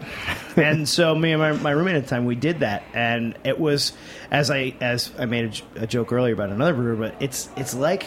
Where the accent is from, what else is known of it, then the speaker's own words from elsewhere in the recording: Mexico, New York, United States; moved away; we grew up in Apple Country